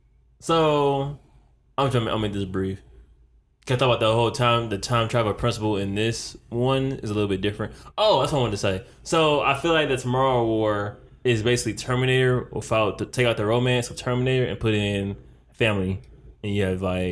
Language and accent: English; Detroit, Michigan, United States; also born or lived in Philadelphia; I'm from Detroit